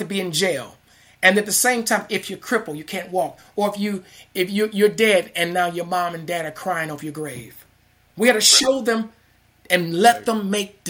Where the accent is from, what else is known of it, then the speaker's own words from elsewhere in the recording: Chicago, Illinois, United States; the school where I grew up in Inglewood, is it South Chicago